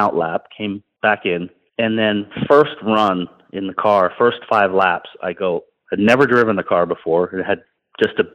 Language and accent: English; Toronto, Ontario, Canada; winning in my hometown race in Toronto